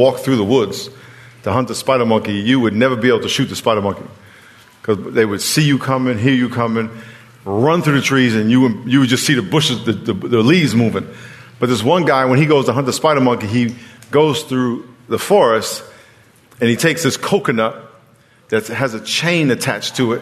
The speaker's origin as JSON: {"language": "English", "region": "New York", "country": "United States", "moved": "yes", "lives_now": "San Diego, United States", "said": "I'm from New York"}